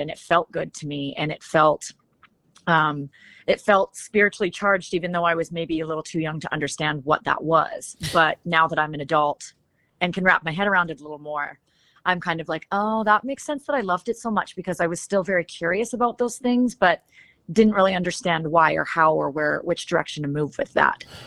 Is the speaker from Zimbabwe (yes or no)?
no; Shuswap Lakes, British Columbia, Canada; moved away as an adult; now in Nashville, United States; I grew up um, kind of right next door to wine country in Canada. It's like Canada's Beautiful. Napa Valley. Um, I grew up around that area, and uh, it's called the um, the Shuswap Lakes